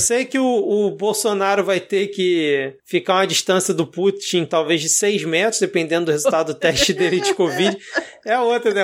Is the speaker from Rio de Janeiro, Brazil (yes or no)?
yes; Rio de Janeiro, Brazil; eu sou aqui do Rio